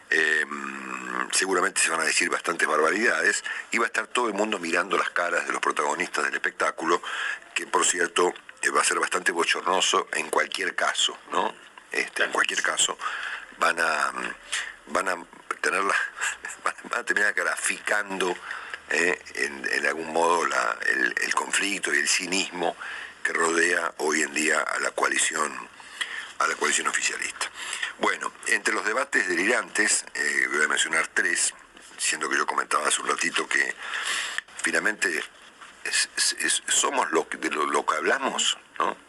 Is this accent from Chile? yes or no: no; Argentina; como argentino